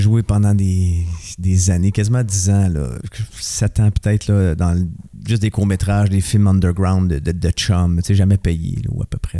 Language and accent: French; Montreal, Quebec, Canada; je suis né à Montréal, euh, dans Rosemont